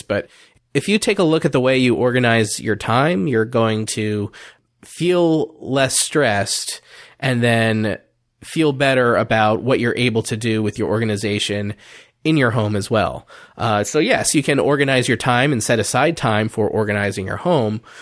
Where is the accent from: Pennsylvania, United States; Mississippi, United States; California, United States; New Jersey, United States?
New Jersey, United States; also born or lived in Delaware; I moved back to my home state of New Jersey